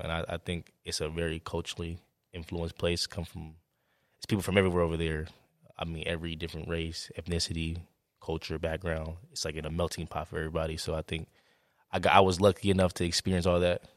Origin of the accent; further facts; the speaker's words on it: Oakland, California, United States; moved away; growing up in Oakland